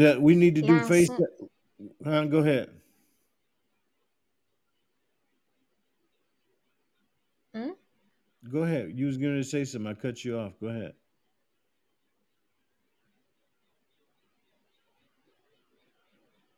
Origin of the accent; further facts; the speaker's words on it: South Carolina, United States; moved away; I'm from South Carolina, a little small town in South Carolina